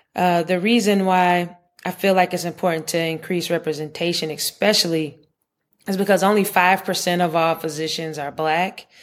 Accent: Charlotte, North Carolina, United States; I grew up in Charlotte

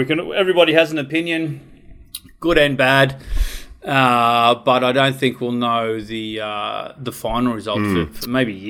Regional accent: Orange, New South Wales, Australia; I was born and bred in Orange, New South Wales

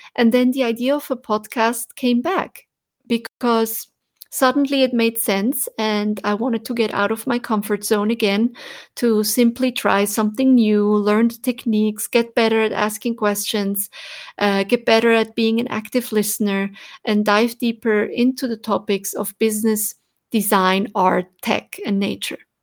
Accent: Switzerland; as a child when Growing up in Switzerland

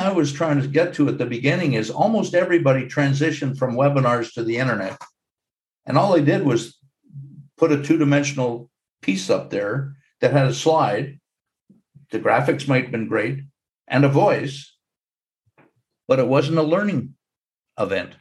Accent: Montreal, Quebec, Canada; When I was growing up in Montreal

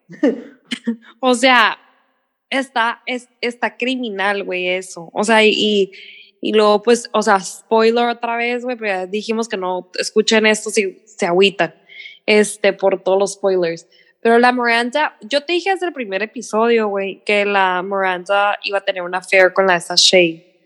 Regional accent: Mexico; yo en Estados Unidos no llego a un lugar y digo, ay, todo el mundo es blanco y yo soy mexicana

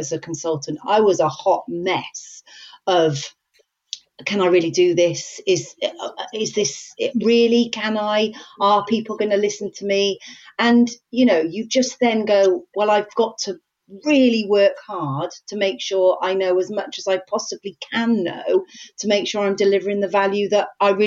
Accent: Wales, United Kingdom; I'm Welsh

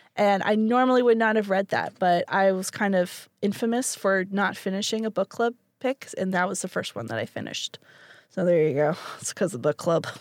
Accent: Canada; moved away; as a Canadian

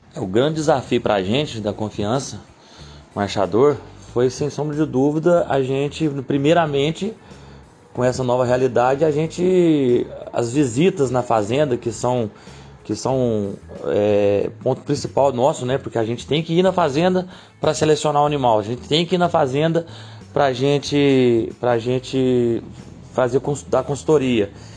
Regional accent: Cruzília, Minas Gerais, Brazil; Sou de Cruzilha

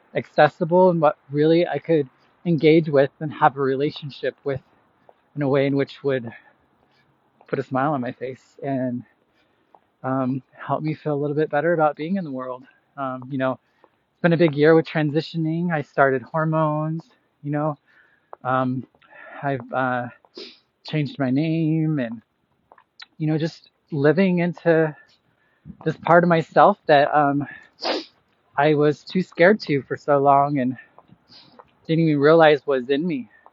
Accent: Boise, Idaho, United States; moved away as an adult; now in Chicago, United States; 10 years ago that I moved from Boise, Idaho, that I moved from here to Chicago and started my journey away from Idaho.

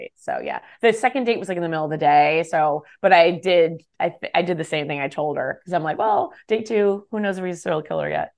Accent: California, United States; moved away as an adult; also born or lived in Texas; I'm a Californian.

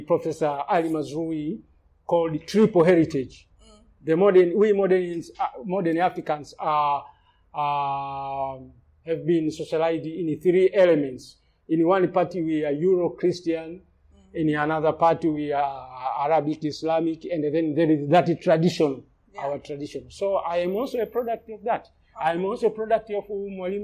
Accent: Lindi, Tanzania; I grew up in Lindi, which is southern Tanzania, along the coast

